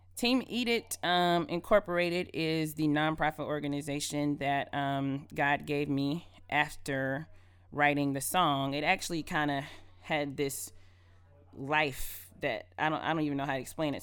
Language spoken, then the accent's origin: English; Adel, Georgia, United States; I'm originally from Adel, Georgia